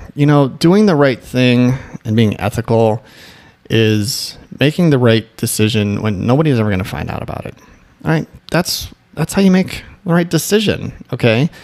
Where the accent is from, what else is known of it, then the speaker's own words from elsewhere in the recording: Midwest, United States; moved away; also born or lived in Michigan; I'm from the Midwest